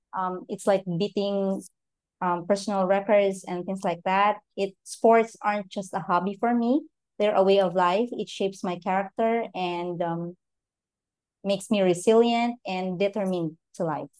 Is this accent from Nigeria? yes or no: no; Philippines; I'm from the Philippines